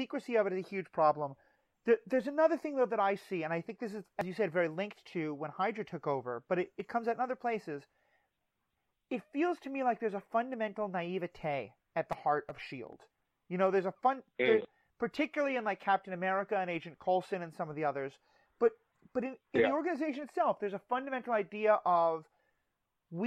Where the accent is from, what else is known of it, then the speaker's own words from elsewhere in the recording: New York City, New York, United States; I grew up in New York City